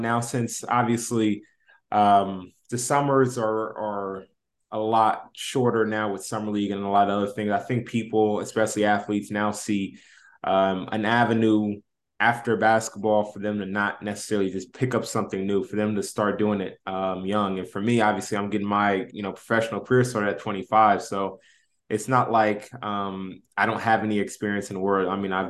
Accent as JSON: {"language": "English", "town": "Indianapolis", "region": "Indiana", "country": "United States", "tie": "born or raised there", "said": "Yeah, so I grew up obviously in Indianapolis, played high school ball, was Indiana All-Star"}